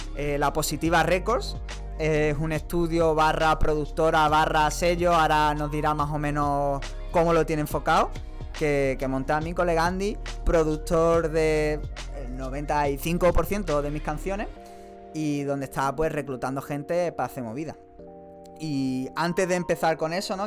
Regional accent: Málaga, Andalusia, Spain; somos de Málaga

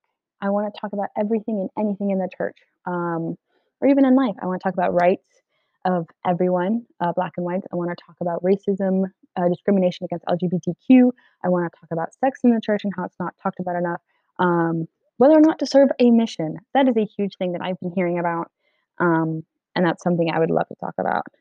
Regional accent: Delaware, United States; moved away; I was born and mostly raised in Delaware

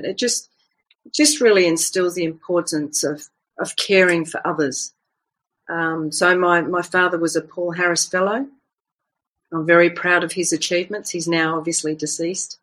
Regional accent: Fiji; I was born in the Fiji Islands

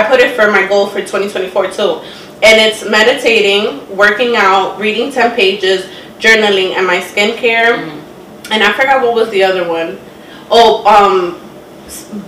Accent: New York City, New York, United States; because we're from the Bronx

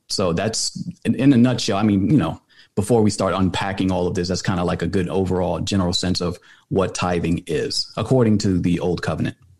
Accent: New York City, New York, United States; now in Atlanta, United States; I was born in New York City. I lived in the Bronx, moved over to Atlanta, uh, finished high school here

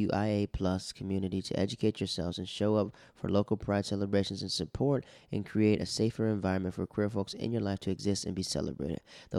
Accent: Netherlands; We grew up in the Netherlands together, and she was more my baby sister, my sister Candace's friend.

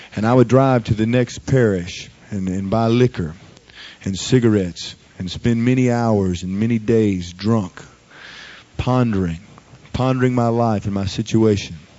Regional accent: Baton Rouge, Louisiana, United States; I grew up here in Baton Rouge

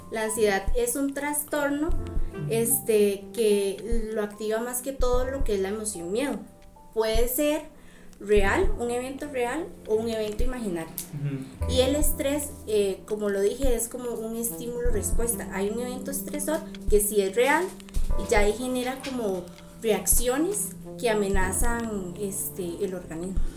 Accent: Tierra Blanca, Cartago, Costa Rica; soy de Tierra Blanca

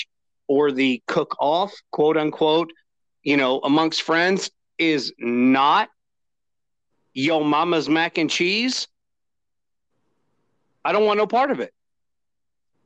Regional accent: Indiana, United States; I'm from Indiana

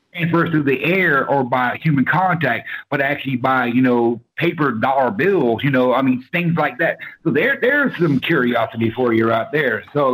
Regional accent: the South, United States; Okay, I am from the South, and I have never heard the term porch pirate.

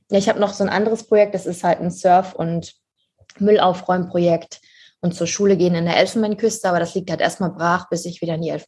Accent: Harz, Germany; Also ich komme aus dem Harz ursprünglich.

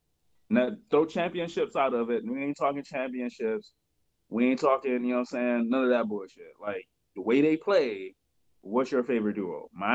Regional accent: Cleveland, Ohio, United States; I'm from Cleveland

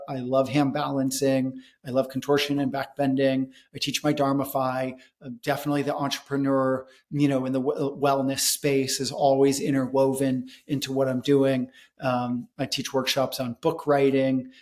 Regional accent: United States; also born or lived in India; growing up in America

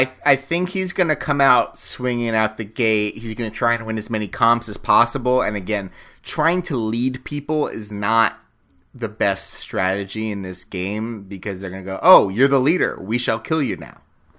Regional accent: Nashville, Tennessee, United States; born there; I was born in Nashville and moved 7 times.

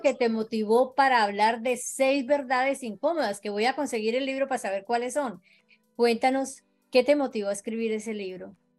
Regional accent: Colombia; now in Florida, United States; colombiana 100% de corazón

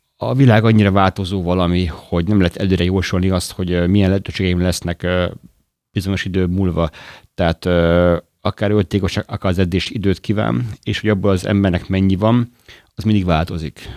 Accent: Gyöngyös, Heves, Hungary; moved away as an adult; also born or lived in Budapest / Jászberény / Madrid; now in Debrecen, Hungary; Budapesten születtem, de gyermekkoromban ö, ö, gyöngyösön éltem, Jászberényben és ismét gyöngyösen.

